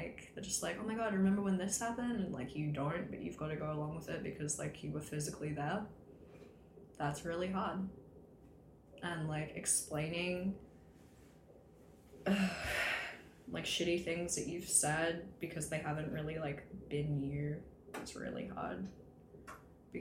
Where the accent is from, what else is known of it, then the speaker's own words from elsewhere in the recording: Australia; moved away; growing up in Australia